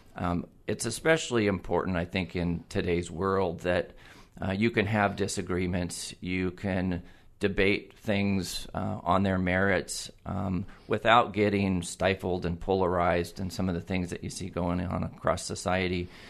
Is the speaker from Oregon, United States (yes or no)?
yes; Eugene, Oregon, United States; moved away as an adult; also born or lived in Corvallis, Oregon / San Diego, California; I am a Eugene native. I was born and raised in Eugene